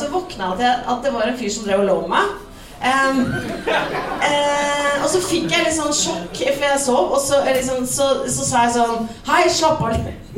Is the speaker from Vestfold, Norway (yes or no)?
yes; Vestfold, Norway; Jeg er jo fra Vestfold